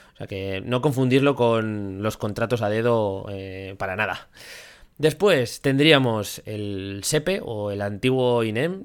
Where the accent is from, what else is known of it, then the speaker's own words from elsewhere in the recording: Zaragoza, Aragon, Spain; somos de, aquí de Zaragoza